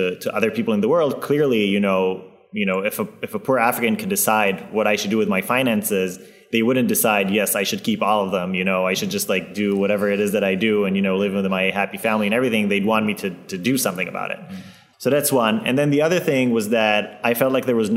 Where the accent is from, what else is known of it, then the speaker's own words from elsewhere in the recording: Israel; moved away; I come from Israel